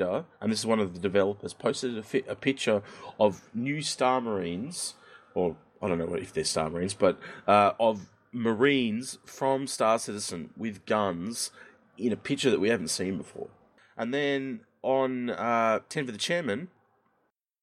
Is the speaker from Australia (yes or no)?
yes; Australia; As an Australian